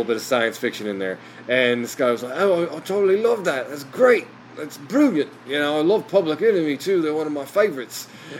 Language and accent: English; Kalamazoo, Michigan, United States; I'm from Michigan. It's like, Michigan? It's like, what part of Michigan? I'm like, Kalamazoo, Michigan.